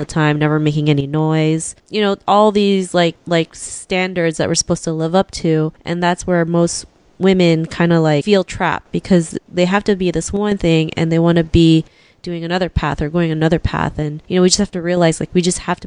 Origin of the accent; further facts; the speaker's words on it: Philippines; I'm from the Philippines